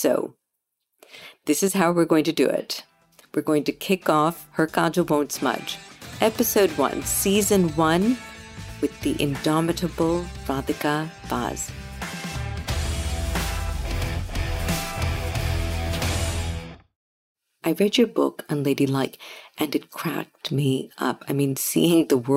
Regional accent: United States; Growing up in America

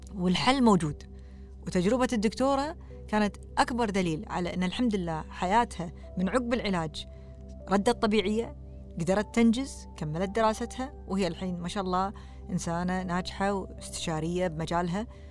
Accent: Kuwait; also born or lived in Canada; احنا ككويتيين

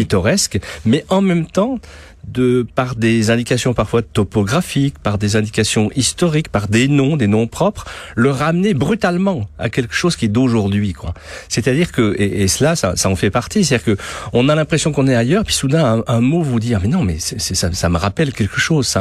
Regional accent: France

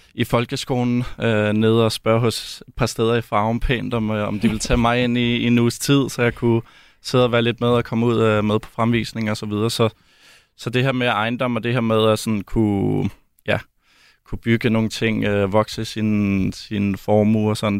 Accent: Denmark; moved away as an adult; also born or lived in Belgium / Germany; hjemme i Danmark

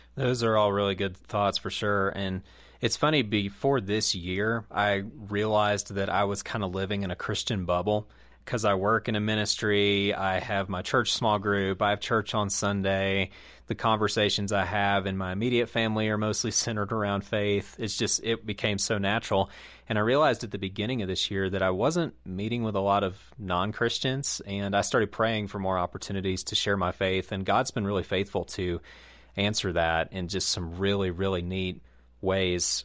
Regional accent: Southeast, United States; in the Southeast where I grew up

